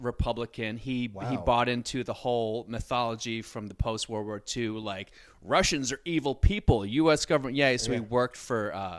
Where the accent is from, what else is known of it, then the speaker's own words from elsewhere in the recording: Virginia, United States; I'm from Virginia.